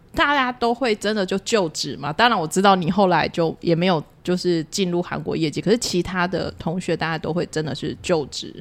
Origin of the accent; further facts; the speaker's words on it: Tainan, Taiwan; 我其实是台南人嘛